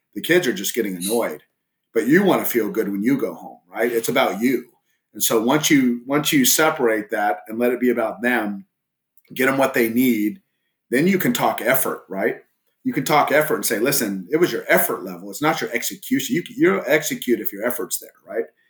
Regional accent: Southern California, United States; also born or lived in El Paso, Texas; now in Southlake, United States; I grew up originally in Southern California before I moved to uh, Texas

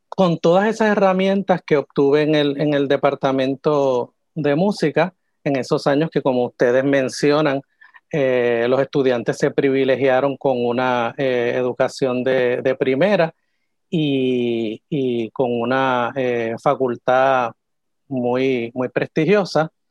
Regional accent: San Juan, Puerto Rico; yo soy de aquí, de San Juan

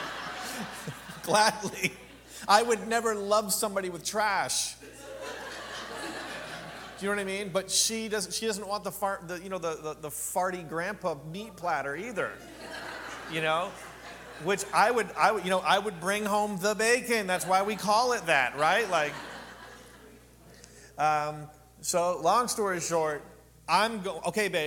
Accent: Canada; now in Palm Springs, United States; I'm from a small town of 1,800 people in Canada. Agricultural community

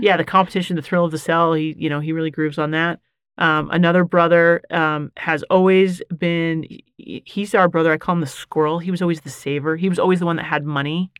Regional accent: Bountiful, Utah, United States; I am born and raised. So, Leo J. Muir Elementary, Mueller Park Junior High, Bountiful High School

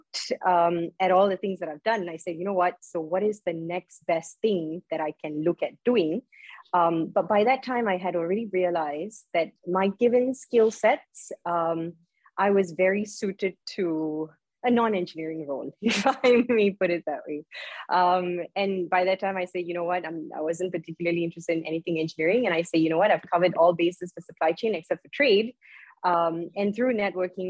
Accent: Malaysia; I am from Malaysia

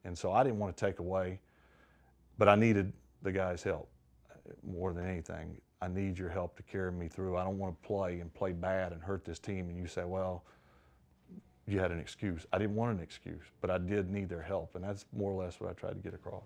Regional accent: Mississippi, United States; growing up in Mississippi

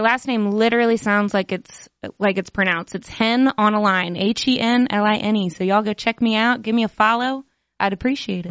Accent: Waynesboro, Virginia, United States; moved away; I grew up in Virginia

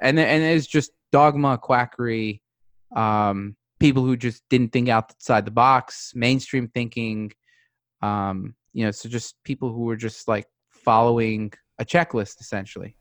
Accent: New York City, New York, United States; moved away as an adult; now in Newport Beach, United States; I grew up in New York City

